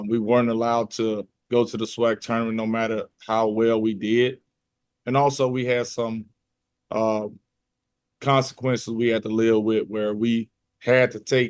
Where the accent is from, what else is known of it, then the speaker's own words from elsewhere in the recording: Jackson, Mississippi, United States; I'm from Jackson